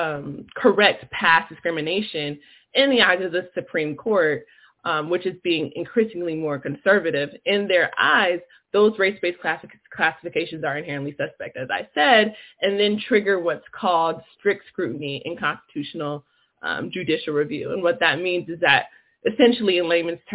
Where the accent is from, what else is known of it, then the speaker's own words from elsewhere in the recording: Los Angeles, California, United States; I'm from Los Angeles, California, Leimert Park area